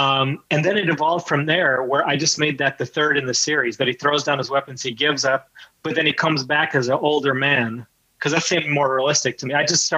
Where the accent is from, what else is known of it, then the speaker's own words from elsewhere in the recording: India; then, well, I'm Indian.